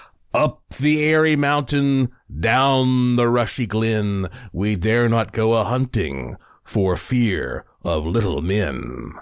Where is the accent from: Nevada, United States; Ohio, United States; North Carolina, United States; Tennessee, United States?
North Carolina, United States; Asheville; when I was younger growing up in Asheville